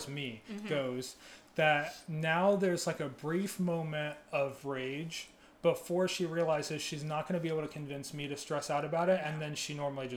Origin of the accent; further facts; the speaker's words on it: Ohio, United States; moved away; I'm originally from Ohio